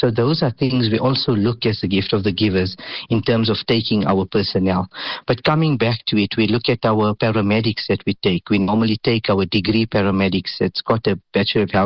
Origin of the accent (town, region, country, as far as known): South Africa